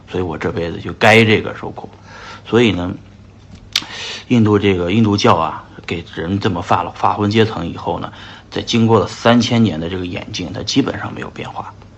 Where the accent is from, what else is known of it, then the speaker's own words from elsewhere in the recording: China; 我们来自于中国